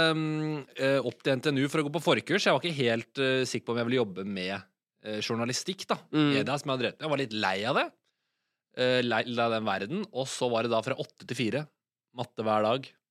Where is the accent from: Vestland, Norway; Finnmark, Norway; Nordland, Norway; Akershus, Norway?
Akershus, Norway; Asker; moved away as an adult; now in Oslo, Norway; og så er jeg vokst opp i Asker, som er en halvtime utafor Oslo.